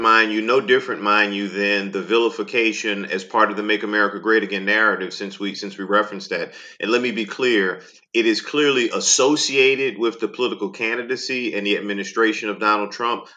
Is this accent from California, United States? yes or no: no; New Orleans, Louisiana, United States; I grew up in New Orleans